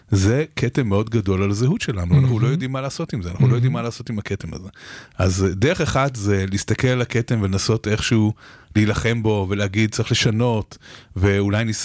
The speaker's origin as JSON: {"language": "Hebrew", "country": "Israel", "said": "ישראלים, אנחנו אוהבים את ישראל"}